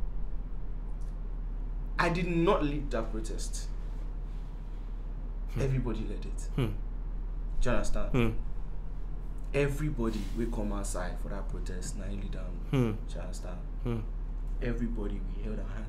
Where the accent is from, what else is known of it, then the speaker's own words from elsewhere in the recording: Nigeria; I'm a Nigerian, I'm a citizen